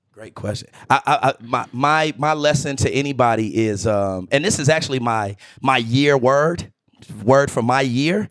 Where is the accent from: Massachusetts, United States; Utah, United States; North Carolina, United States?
North Carolina, United States; Greensboro; moved away; Broccoli City was the name that I gave my hometown. I'm from Greensboro, North